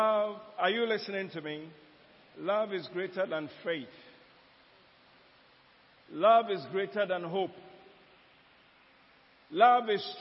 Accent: Ghana; in Ghana here, not Nigeria, my hometown, in Ghana here

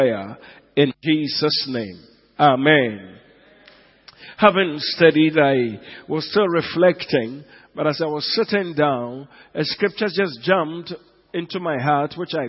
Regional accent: Enugu, Enugu State, Nigeria; moved away; Enugu, my hometown

